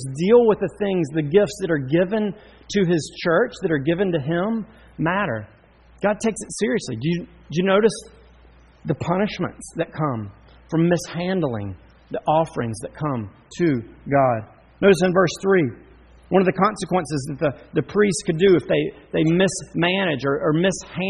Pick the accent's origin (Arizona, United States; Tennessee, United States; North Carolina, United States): North Carolina, United States; Charlotte; I grew up in Charlotte